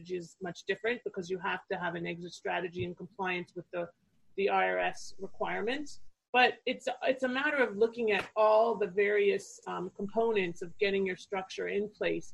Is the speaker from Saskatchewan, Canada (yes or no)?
no; Toronto, Ontario, Canada; moved away as an adult; now in Fort Lauderdale, United States; I'm originally from Canada. So I grew up in Toronto